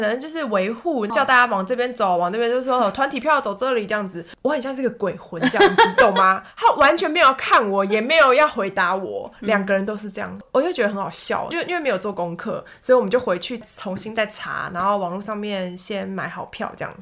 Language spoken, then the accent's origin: Chinese; Taiwan; also born or lived in Shanghai; 我身为台湾人